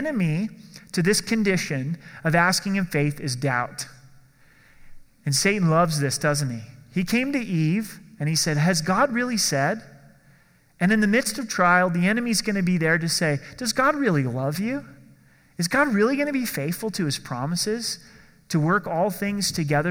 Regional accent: Oregon, United States; I grew up in Oregon

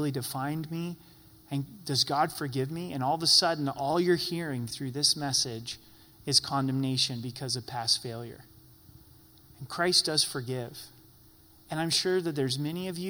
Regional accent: Oregon, United States; I grew up in Oregon

